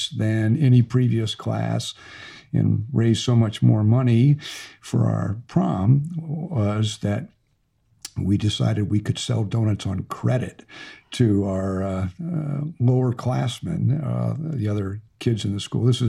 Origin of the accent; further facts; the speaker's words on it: St. Louis, Missouri, United States; moved away as an adult; now in Little Rock, United States; when I grew up in St. Louis